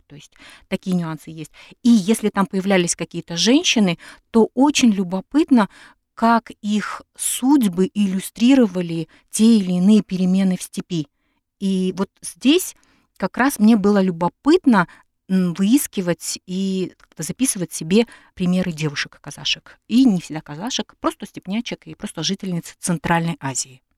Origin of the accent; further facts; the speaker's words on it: Semey, Abai Region, Kazakhstan; В дореволюционном Семипалатинске, откуда я родом